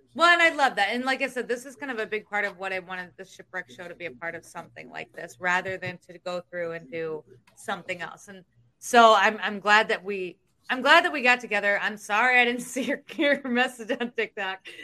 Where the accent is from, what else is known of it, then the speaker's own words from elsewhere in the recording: Iowa, United States; I'm from Iowa.